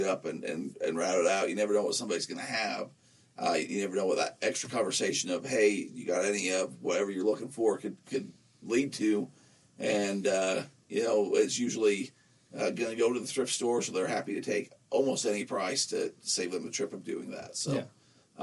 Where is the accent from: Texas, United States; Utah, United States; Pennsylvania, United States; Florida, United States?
Utah, United States; Nephi; a little rodeo in my hometown where I grew up